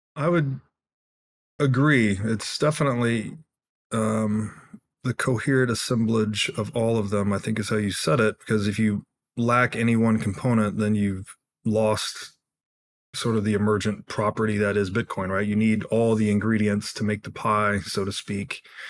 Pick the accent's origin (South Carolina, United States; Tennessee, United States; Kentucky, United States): Tennessee, United States; I grew up in Tennessee